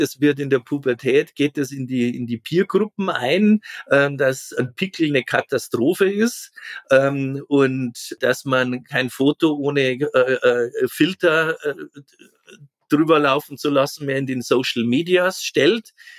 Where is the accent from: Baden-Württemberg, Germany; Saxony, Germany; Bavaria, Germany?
Bavaria, Germany; a farming village in Catholic; ich bin am Bauerndorf groß geworden